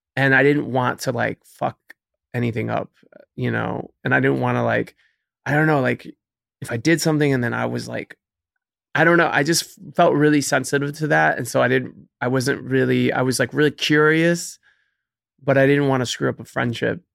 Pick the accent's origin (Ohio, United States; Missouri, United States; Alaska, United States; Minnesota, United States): Ohio, United States; Cleveland; moved away as an adult; now in New York, United States; I'm originally from Cleveland, Ohio, born and raised